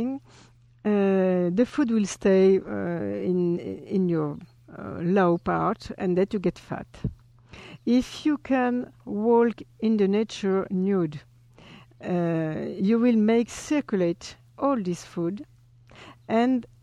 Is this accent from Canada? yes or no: no; French Polynesia; English is a second language; now in Paris, France; I'm from Tahiti. My mother is Tahitian and my father Spanish